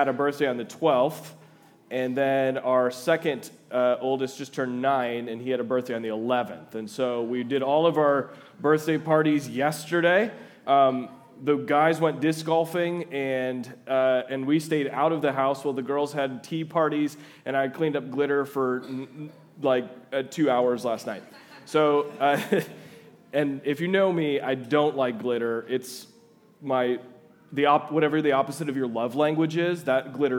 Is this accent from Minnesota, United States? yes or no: yes; Twin Cities area, Minnesota, United States; moved away as an adult; also born or lived in Fargo, North Dakota / Louisville, Kentucky; now in Jamestown, United States; I'm originally from the Twin Cities area